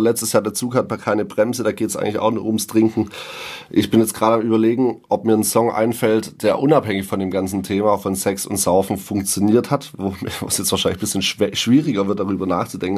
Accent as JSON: {"language": "German", "town": "Ditzingen", "region": "Baden-Württemberg", "country": "Germany", "tie": "born or raised there", "said": "ich wohne ja noch in Ditzingen tatsächlich, mhm. also in meiner Heimatstadt, da wo ich aufgewachsen bin"}